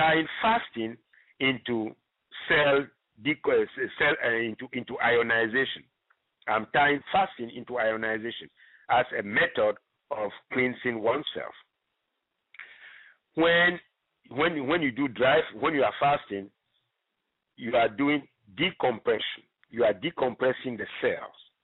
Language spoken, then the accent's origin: English; Ghana; now in United States; I'm originally from Ghana.